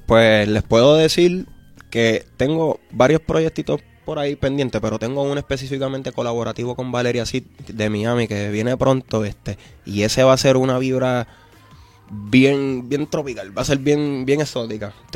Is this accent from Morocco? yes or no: no; Vieques, Puerto Rico; como una persona que viene de Vieques, que yo me crié con panas que no tenían baño